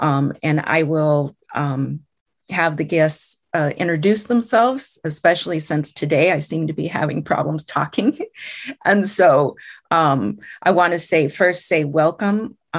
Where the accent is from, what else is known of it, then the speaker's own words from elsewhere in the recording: Iowa, United States; First off, let me introduce myself. And I am from the Meskwaki tribe. Our community is located in central Iowa.